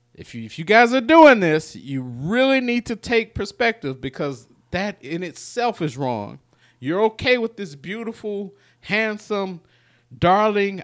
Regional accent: Memphis, Tennessee, United States; we're from North Memphis

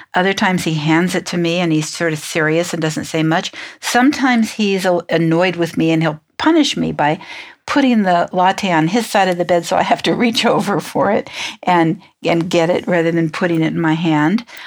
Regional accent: San Francisco, California, United States; I'm from San Francisco.

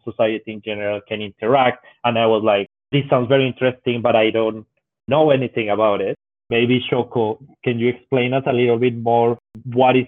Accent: Colombia; moved away as an adult; now in Japan; I'm originally from Colombia, but I've been in Japan for my fifth year already

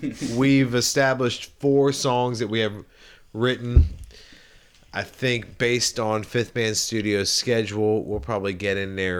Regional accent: Charleston, South Carolina, United States; when I was growing up in Charleston

